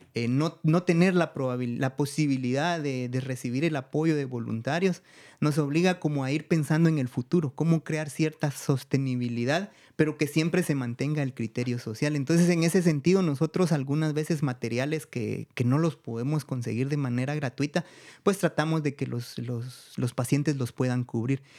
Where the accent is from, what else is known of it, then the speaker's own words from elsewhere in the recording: Guatemala; also born or lived in Guatemala City / United States; mi pueblo